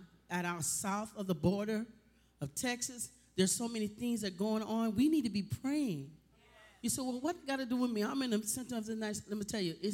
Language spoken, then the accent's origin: English; Jamaica; I'm Jamaican